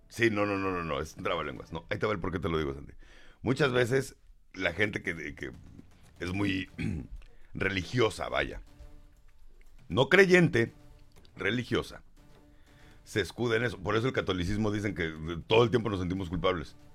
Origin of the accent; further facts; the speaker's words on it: Mexico; somos mexicanos